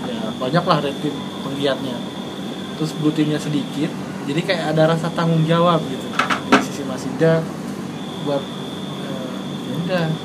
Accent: Bali, Indonesia; Saya asli Bali.

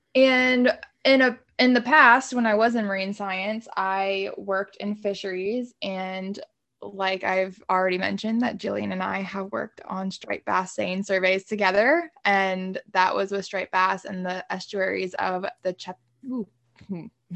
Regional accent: Haymarket, Virginia, United States; coming from a small town like Haymarket

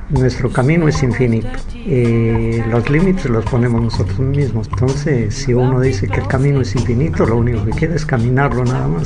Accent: the Andes, northern Peru, Peru; eh, yo nací en los Andes, en el norte del Perú, hace muchísimos años.

